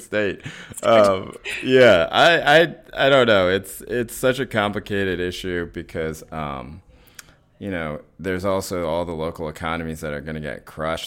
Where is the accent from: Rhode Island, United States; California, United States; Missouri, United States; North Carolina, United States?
North Carolina, United States; Chapel Hill; moved away; where I grew up in Chapel Hill